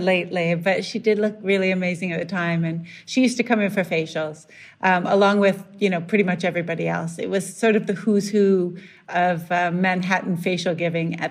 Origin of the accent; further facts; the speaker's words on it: Canada; moved away; growing up in Canada